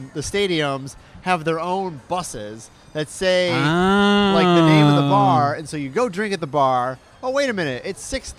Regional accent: Detroit, Michigan, United States; now in Orlando, United States; My hometown of Detroit

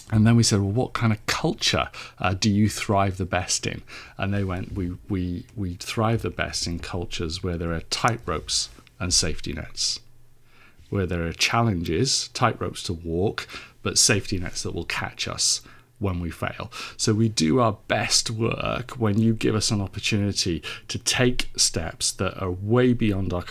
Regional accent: Cardiff, Wales, United Kingdom; now in Suffolk, United Kingdom; So I was born in Cardiff in South Wales.

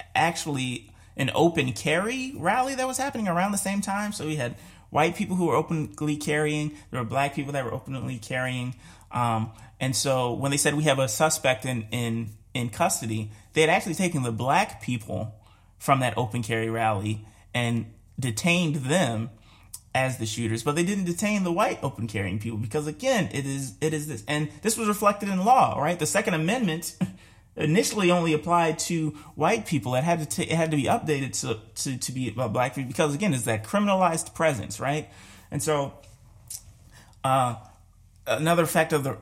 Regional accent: Baltimore, Maryland, United States; growing up in Baltimore

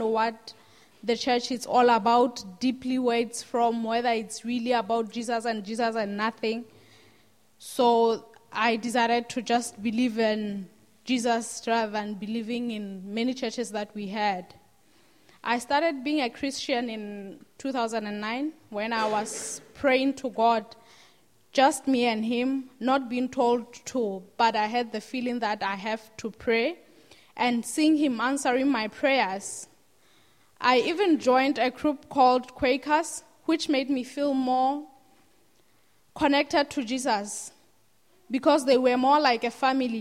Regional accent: Lesotho; I'm from Lesotho, and I grew up in a family

